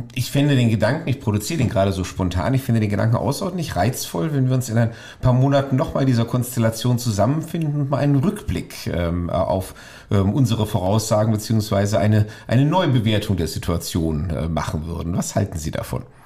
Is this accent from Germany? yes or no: yes; Wiesbaden, Hesse, Germany; ich stamme tatsächlich hier aus der Landeshauptstadt. Ich bin jetzt zwar nicht geboren, aber seit meinem neunten Lebensjahr ähm, hier aufgewachsen